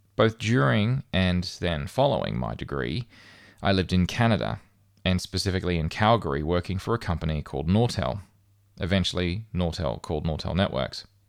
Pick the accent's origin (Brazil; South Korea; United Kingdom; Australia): Australia; moved away as an adult; I would return home to Australia